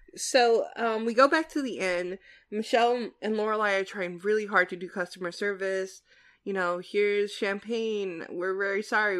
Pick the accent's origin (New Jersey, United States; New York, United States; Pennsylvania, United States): New Jersey, United States; I'm from New Jersey, which is like the land of diners